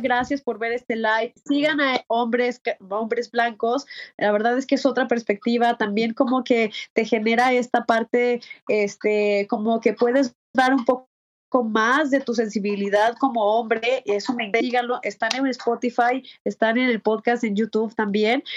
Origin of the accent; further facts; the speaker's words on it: Comitán, Chiapas, Mexico; moved away as an adult; now in Mexico City, Mexico; en mi pueblo, yo soy de Comitán, Chiapas